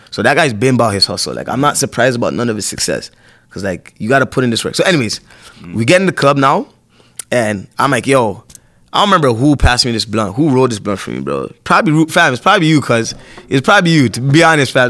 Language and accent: English; Toronto, Ontario, Canada; I was born at Sentinel Finch